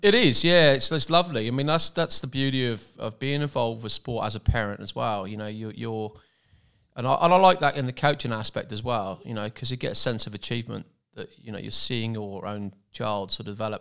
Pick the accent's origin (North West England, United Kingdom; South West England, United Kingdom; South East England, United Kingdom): South West England, United Kingdom; Cornwall; moved away as an adult; now in Pottsville, Australia; I come from Cornwall in the southwest of England